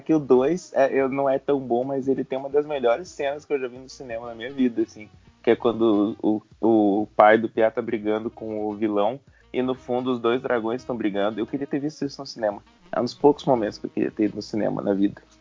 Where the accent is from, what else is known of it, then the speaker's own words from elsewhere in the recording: Curitiba, Paraná, Brazil; eu sou curitibano